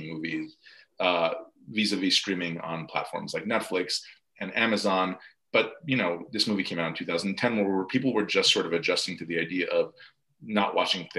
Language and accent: English; New York metro area, United States; growing up in the New York metro area